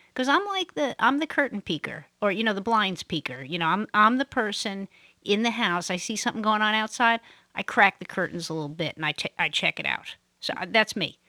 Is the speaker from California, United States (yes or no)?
no; New York City, New York, United States; moved away; I'm from Brooklyn, I grew up in Brooklyn.